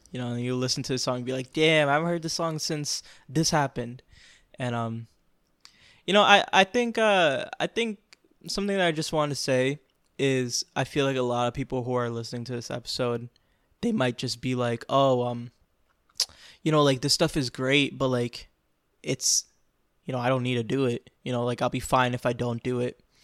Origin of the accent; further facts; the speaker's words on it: Florida, United States; I grew up in Florida. Like, I'm a, I'm a Florida boy